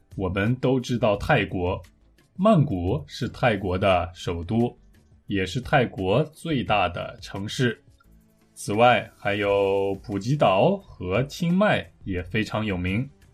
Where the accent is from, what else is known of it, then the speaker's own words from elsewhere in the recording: Taiyuan, Shanxi, China; moved away; also born or lived in South Korea; 有听众在我的故乡吗？